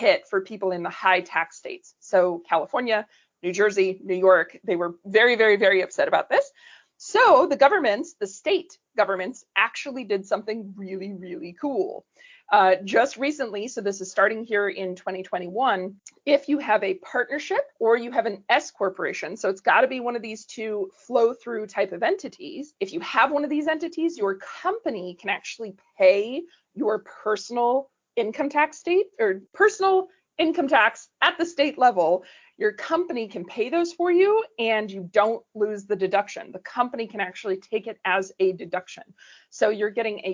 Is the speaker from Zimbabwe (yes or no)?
no; Canada; moved away; I'm originally Canadian.